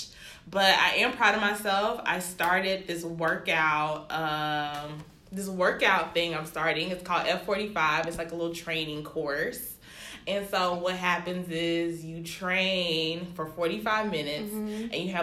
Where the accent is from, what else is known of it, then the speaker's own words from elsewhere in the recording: Birmingham, Alabama, United States; I am from Birmingham, Alabama, you know, born and raised, you know, but my family's from Nigeria